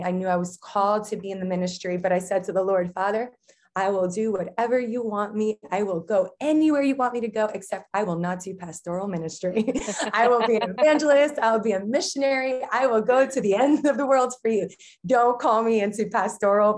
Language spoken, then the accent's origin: English; New Jersey, United States; I'm a Jersey girl. Okay. Born and raised in New Jersey, but Portuguese.